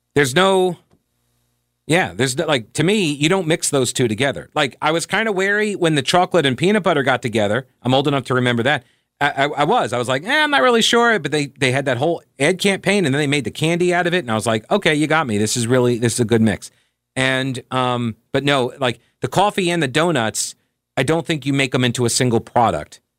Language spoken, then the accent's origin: English; Long Island, New York, United States; now in Charlotte, United States; growing up on Long Island as I did